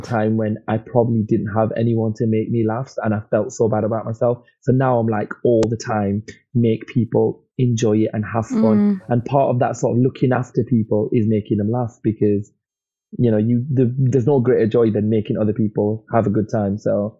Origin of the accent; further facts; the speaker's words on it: Blackburn, North West England, United Kingdom; accent: regional; I mean, I have a regional accent, but very different from my hometown. I can sort of slightly put it on if I need to, because just to assimilate. So I can put it on, sort of like be a bit more Blackburn I'm from.